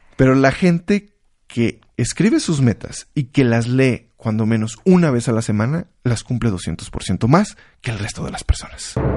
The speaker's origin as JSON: {"language": "Spanish", "country": "Mexico"}